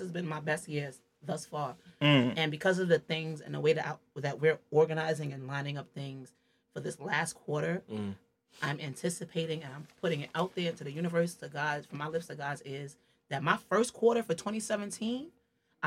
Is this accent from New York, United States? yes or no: yes; New York City, New York, United States; I'm from the Bronx. Way deep in the Bronx